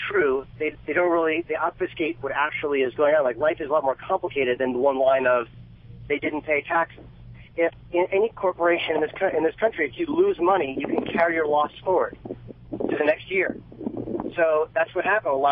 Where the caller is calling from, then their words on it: Jersey City, New Jersey, United States; I'm from New Jersey, actually, Jersey City.